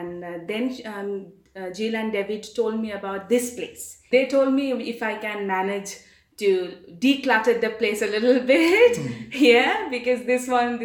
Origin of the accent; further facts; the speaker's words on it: Kolkata, West Bengal, India; moved away as an adult; now in Johannesburg, South Africa; I am actually from eastern part of India, which is called the city called Kolkata. I'm born and brought up there.